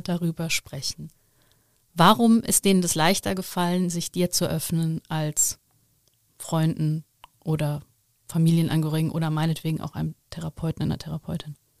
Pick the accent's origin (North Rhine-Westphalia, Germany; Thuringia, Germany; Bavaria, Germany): North Rhine-Westphalia, Germany; Overath; ich bin auch sehr christlich aufgewachsen, sehr katholisch im Bergischen, im Dorf